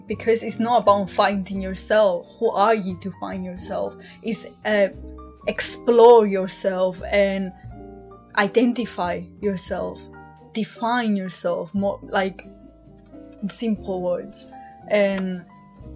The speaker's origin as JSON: {"language": "English", "country": "Cyprus", "moved": "as an adult", "said": "I'm from Cyprus. I moved here 3 years ago, roughly, when I started uni"}